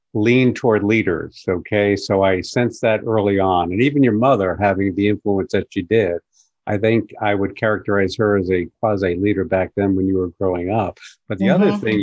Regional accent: Long Island, New York, United States; I was born and raised on Long Island.

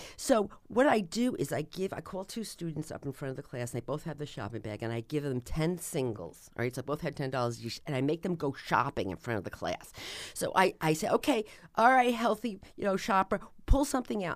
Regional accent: New Jersey, United States; I'm from New Jersey

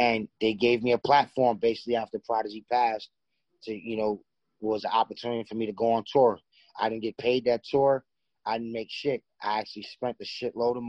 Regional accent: New York City, New York, United States; I'm from Far Rockaway, Queens.

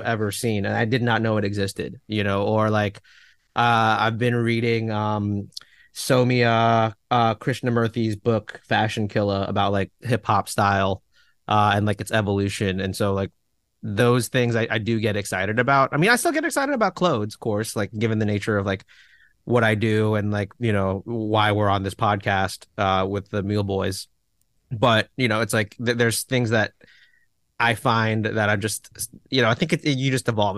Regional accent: Fairfax, Virginia, United States; in Fairfax, Virginia.

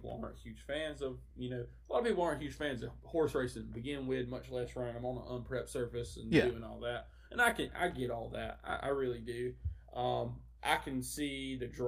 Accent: South Carolina, United States; I grew up in South Carolina 4-H.

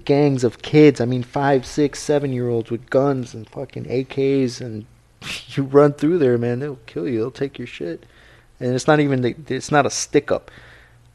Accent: Guatemala; moved away; I'm from Guatemala

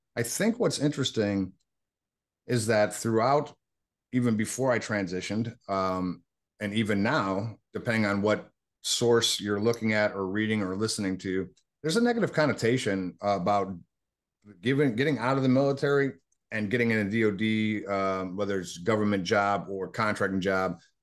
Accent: Buffalo, New York, United States; moved away as an adult; I was born in Buffalo, New York.

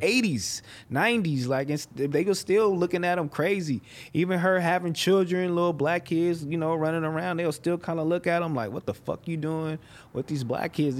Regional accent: Los Angeles, California, United States; I come from Los Angeles, California

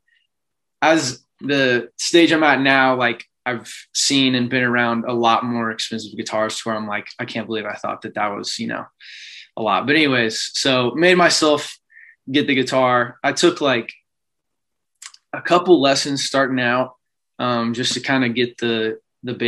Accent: College Station, Texas, United States; born and raised College Station

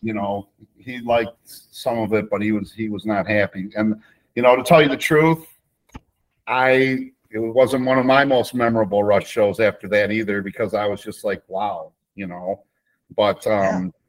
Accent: Chicago, Illinois, United States; I'm from Chicago

